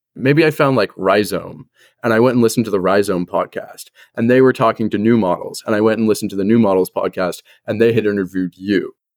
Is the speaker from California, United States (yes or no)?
yes; Los Angeles, California, United States; moved away as an adult; also born or lived in Northwest US; I was born and raised in Los Angeles, and now I go to school at a liberal arts college in the Northwest.